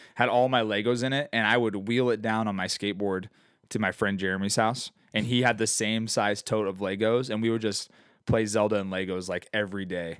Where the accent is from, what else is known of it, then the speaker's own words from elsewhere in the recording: Phoenix, Arizona, United States; growing up in Phoenix